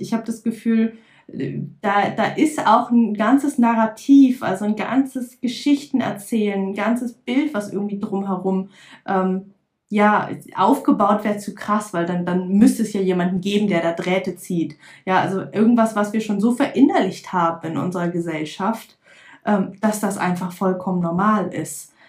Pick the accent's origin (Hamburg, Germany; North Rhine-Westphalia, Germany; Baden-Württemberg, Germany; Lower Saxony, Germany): Lower Saxony, Germany; Lüneburg Heath; ich komme aus der Lüneburger Heide